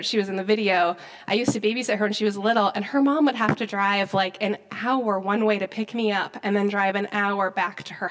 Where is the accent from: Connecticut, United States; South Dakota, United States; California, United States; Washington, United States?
South Dakota, United States; moved away; I grew up in South Dakota